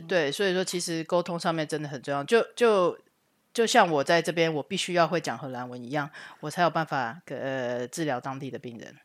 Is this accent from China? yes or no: no; Taichung, Taiwan; moved away as an adult; now in Netherlands; 我是台中人